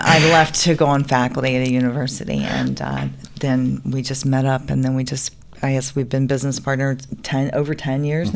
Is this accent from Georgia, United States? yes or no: yes; Atlanta, Georgia, United States; I am from Atlanta, Georgia. Pretty much a native of Atlanta, Georgia